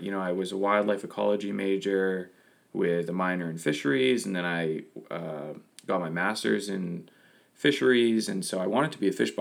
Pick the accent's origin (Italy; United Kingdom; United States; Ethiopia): United States; Lewiston, Maine; I was born and raised here in Maine, grew up in Lewiston.